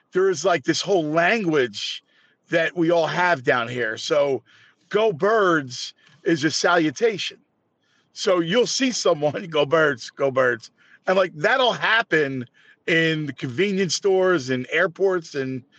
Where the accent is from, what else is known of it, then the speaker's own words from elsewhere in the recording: Philadelphia, Pennsylvania, United States; I grew up in this town, so I grew up in South Philly